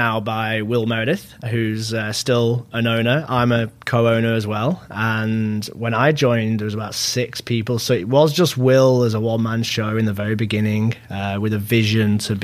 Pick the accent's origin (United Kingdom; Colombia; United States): United Kingdom; England; moved away as an adult; now in Vancouver, Canada; I was born in Vancouver, actually, to a Mexican father and an English mother, and then moved back to England at an early age, and I was raised there